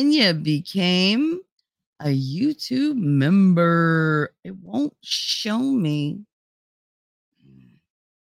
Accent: New Jersey, United States; accent: Jersey; Because I'm Italian. I'm from North Jersey. I talk like I do.

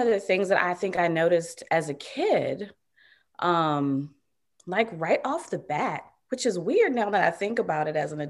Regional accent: Virginia, United States; So I am from Virginia originally. And the part of Virginia I grew up in is really country. there weren't many Black people outside of my family in the little area that I grew up in.

